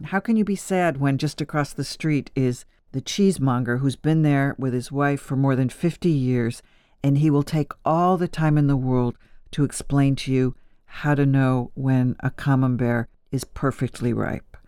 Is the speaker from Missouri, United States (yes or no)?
no; Buffalo / Niagara Falls, New York, United States; moved away as an adult; now in Paris, France; My Sicilian grandfather taught me how to cook in Buffalo, New York, and my father was a small Italian food merchant in Niagara Falls